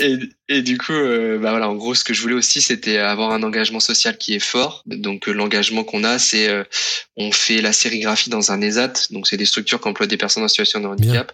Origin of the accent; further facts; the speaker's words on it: Tours, Centre-Val de Loire, France; moved away as an adult; also born or lived in Côte d'Azur; je suis originaire de Tours